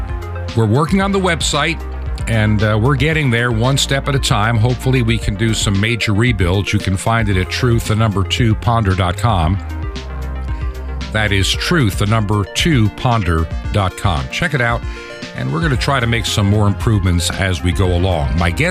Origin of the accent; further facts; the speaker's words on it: New York, United States; also born or lived in Long Island, New York / near Rochester, New York; Growing up in New York State, we lived on Long Island when I was a young kid, but my high school years were spent in a small town not far from Rochester, New York, and Lake Ontario.